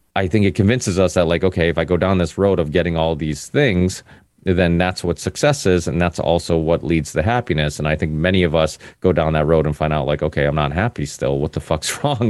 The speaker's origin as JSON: {"language": "English", "town": "Ludlow", "region": "Massachusetts", "country": "United States", "tie": "born or raised there", "also_born_or_lived": "Portugal", "said": "came to America when I was four"}